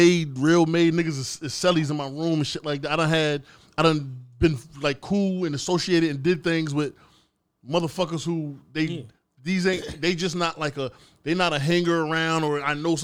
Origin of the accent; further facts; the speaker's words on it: California, United States; I'm from California. I was in the penitentiary in California.